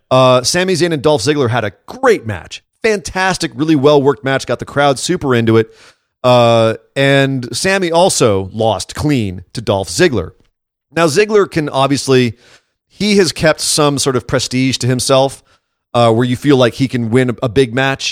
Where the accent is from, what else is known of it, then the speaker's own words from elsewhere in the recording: Scotland, United Kingdom; As a Scot